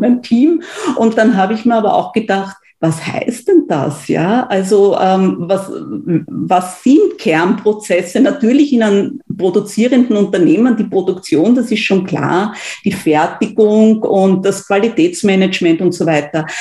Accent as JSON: {"language": "German", "country": "Austria", "said": "bei uns in Österreich"}